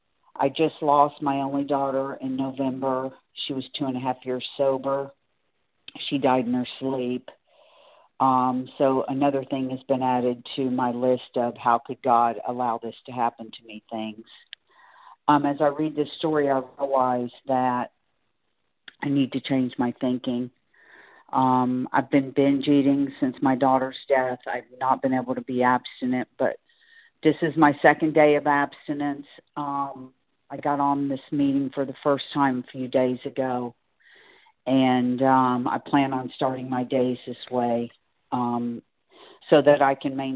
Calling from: Singer Island, Florida, United States; I'm calling from Singer Island, Florida.

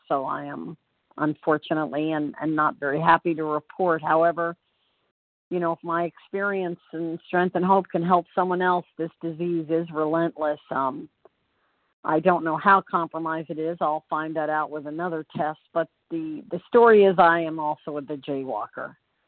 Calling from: Orlando, Florida, United States; I'm calling from Orlando, Florida.

